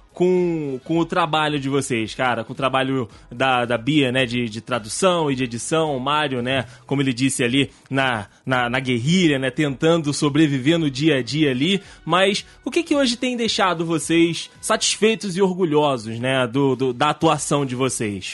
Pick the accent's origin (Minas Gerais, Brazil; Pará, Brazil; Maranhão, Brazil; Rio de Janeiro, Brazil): Rio de Janeiro, Brazil; Todo mundo do Rio